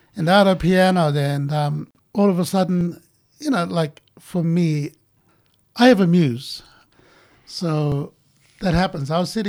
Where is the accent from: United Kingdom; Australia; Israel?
Australia; Hermannsburg, Northern Territory; also born or lived in Alice Springs; you're a Central Australian man, and I'd miss Ntaria, you know, when I was away from Ntaria, I would miss it.